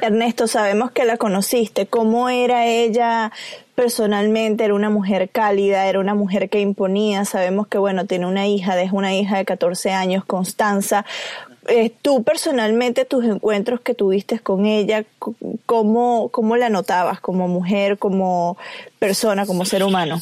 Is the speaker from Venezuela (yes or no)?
yes; Venezuela; yo soy venezolana